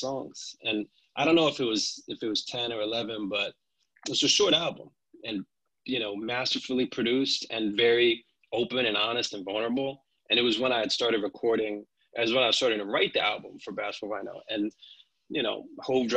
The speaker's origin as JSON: {"language": "English", "town": "Silver Spring", "region": "Maryland", "country": "United States", "tie": "born or raised there", "said": "I was born at Holy Cross Hospital in Silver Spring, Maryland."}